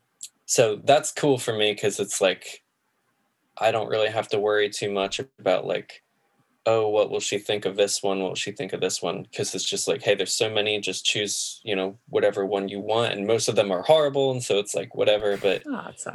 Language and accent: English; New Jersey, United States; moved away as an adult; also born or lived in Los Angeles; now in Philadelphia, United States; I grew up in New Jersey until I was like 23, and then I moved